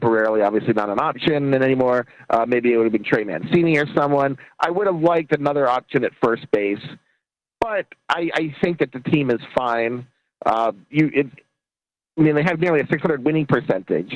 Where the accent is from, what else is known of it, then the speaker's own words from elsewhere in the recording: Baltimore, Maryland, United States; I'm from Baltimore